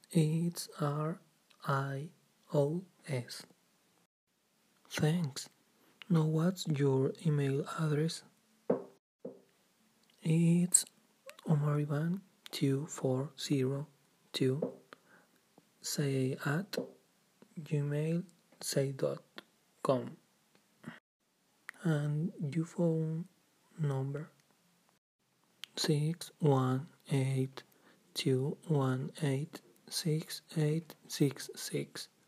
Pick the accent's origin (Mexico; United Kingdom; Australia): Mexico; Durango; English is a second language; I am from Durango and 18 years old.